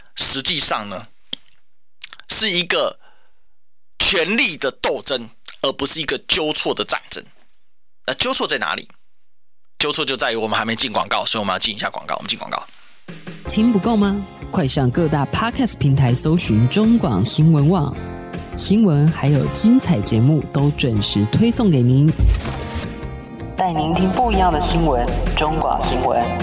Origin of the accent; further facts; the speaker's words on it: Kaohsiung, Taiwan; 我身为高雄人